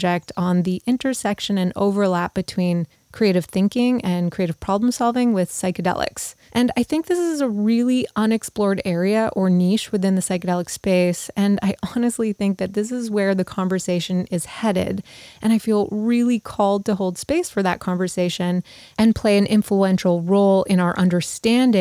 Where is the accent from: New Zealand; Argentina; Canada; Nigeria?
Canada; Montreal, Quebec; McGill University in Montreal, which also happens to be my hometown